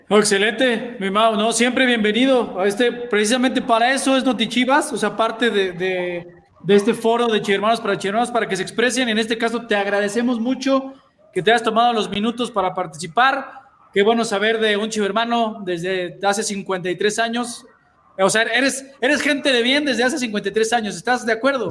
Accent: Mexico City, Mexico; yo también soy chilango

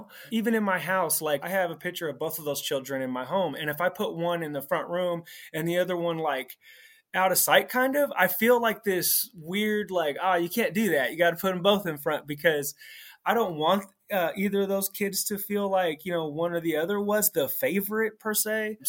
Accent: California, United States; I'm from the Bay Area, California.

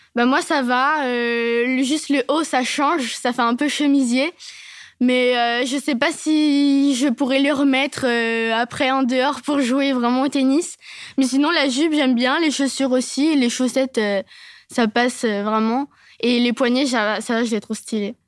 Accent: Nevers, Bourgogne-Franche-Comté, France; je suis euh, du centre euh, de la Nièvre, du coup, à Nevers et chez la SPTT Nevers.

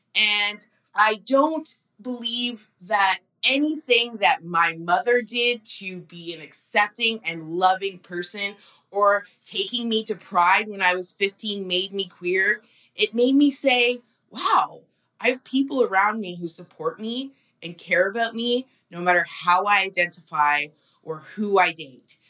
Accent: Burlington, Ontario, Canada; I grew up in Burlington, Ontario

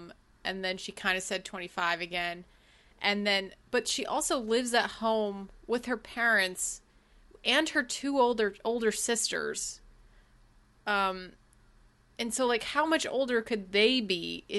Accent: Los Angeles, California, United States; we're from Los Angeles

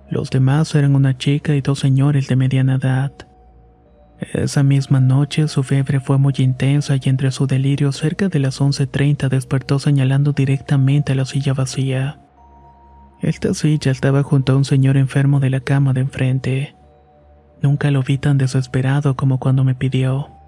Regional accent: Veracruz, Mexico; now in Mexico City, Mexico; Soy de Veracruz, pero actualmente vivo en Ciudad de México.

